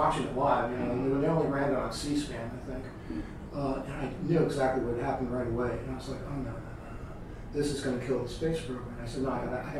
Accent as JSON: {"language": "English", "town": "New Orleans", "region": "Louisiana", "country": "United States", "tie": "born or raised there", "also_born_or_lived": "New York City / Connecticut / Bay Area / Pinehurst", "moved": "yes", "lives_now": "Asheville, United States", "said": "growing up in New Orleans"}